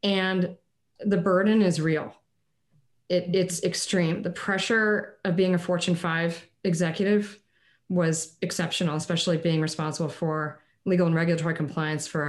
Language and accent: English; Connecticut, United States; Parents were from Texas, even though I grew up in Connecticut.